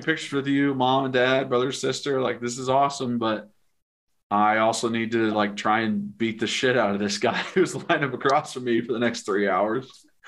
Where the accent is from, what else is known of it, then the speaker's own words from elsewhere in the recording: Knoxville, Tennessee, United States; I was from Knoxville and a local kid